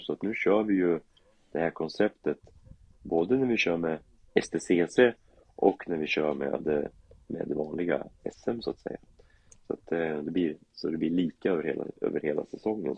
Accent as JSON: {"language": "Swedish", "town": "Karlskoga", "region": "Örebro County", "country": "Sweden", "tie": "born or raised there", "said": "jag är ju uppvuxen i Karlskoga"}